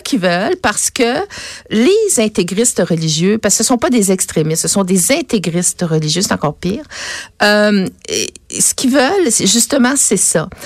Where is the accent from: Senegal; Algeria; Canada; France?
Canada; Quebec; je suis une vraie québécoise